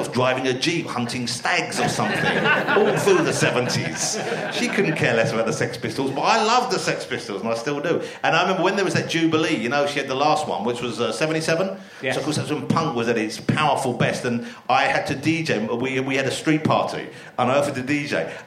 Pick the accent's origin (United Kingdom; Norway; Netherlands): United Kingdom; London; moved away as an adult; also born or lived in Camden; I was born in Camden, but I lived in East London all my life